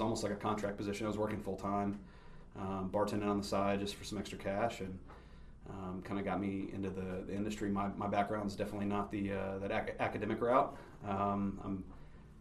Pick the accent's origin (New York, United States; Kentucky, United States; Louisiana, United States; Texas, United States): Kentucky, United States; Lexington; also born or lived in Cleveland, Ohio; Moved back down here 6 weeks or so after I was born.